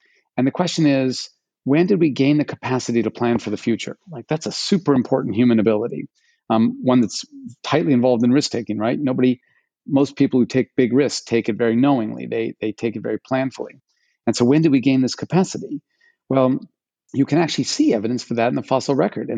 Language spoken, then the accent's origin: English; Alaska, United States; I grew up in Alaska, started skiing when I was 4 years old